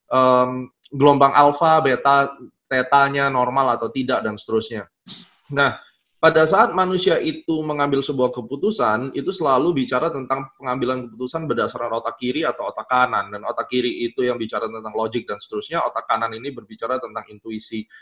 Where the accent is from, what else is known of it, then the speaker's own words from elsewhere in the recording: Surabaya, East Java, Indonesia; orang Surabaya